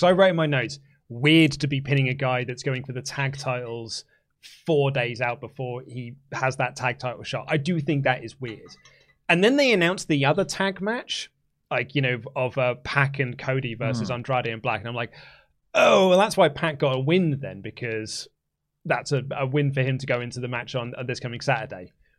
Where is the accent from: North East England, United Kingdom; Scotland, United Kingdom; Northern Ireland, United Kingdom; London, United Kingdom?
North East England, United Kingdom; Newcastle; I'm going to do that bigger and then get myself a Greggs afterwards because I'm from Newcastle. I was trying to think of doing a really good I couldn't think of my in word for the Newcastle accent.